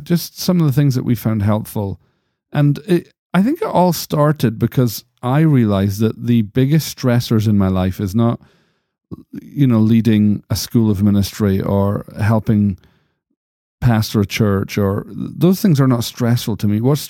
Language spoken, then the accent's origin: English; United States; accent: American